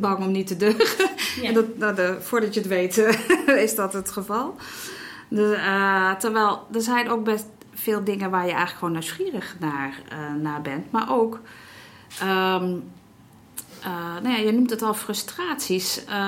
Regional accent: Netherlands; wij als Nederlanders

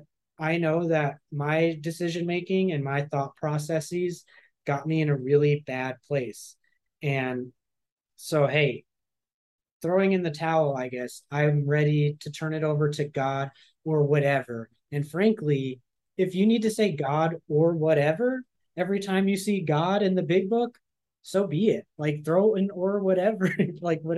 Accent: San Francisco, California, United States; moved away as an adult; also born or lived in Los Angeles; I grew up atheist in San Francisco.

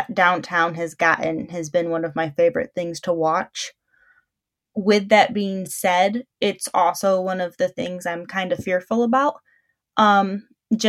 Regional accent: Albion, Michigan, United States; I am born and raised in Albion, I attend Albion College

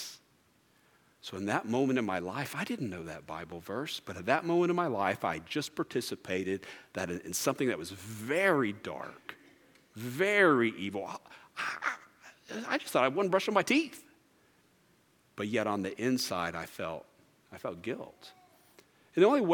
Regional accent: Merritt Island, Florida, United States; I grew up in Merritt Island, Florida, and we had no air conditioning growing up.

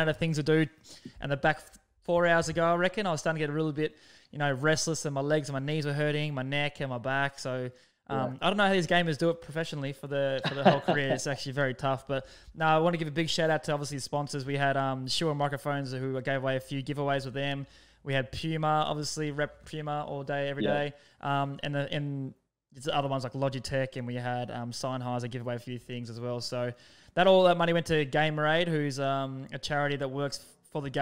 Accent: Hobart, Tasmania, Australia; now in Brisbane, Australia; my hometown

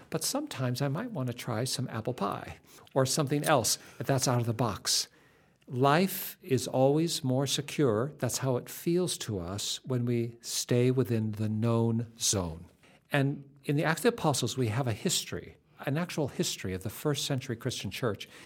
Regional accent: West Coast, United States; We grew up on the West Coast

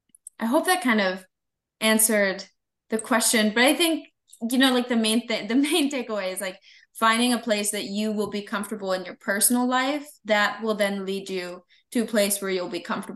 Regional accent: Columbus, Ohio, United States; I'm from like Columbus, Ohio. Like I was an Ohio State fan from the minute I was born. I was born like in Ohio State Hospital, right?

